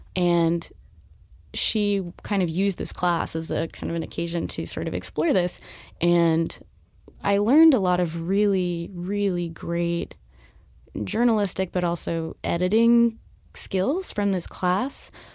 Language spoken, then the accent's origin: English; Southern California, United States; moved away as an adult; now in New York, United States; I'm from Southern California.